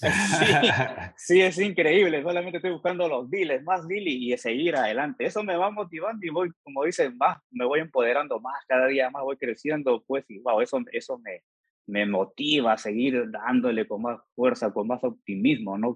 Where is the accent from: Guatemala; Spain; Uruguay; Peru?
Peru; now in Georgia, United States; soy originario de Perú